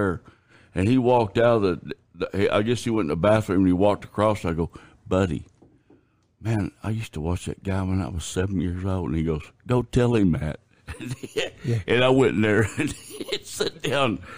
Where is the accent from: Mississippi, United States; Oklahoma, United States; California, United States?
Oklahoma, United States; I'm from Oklahoma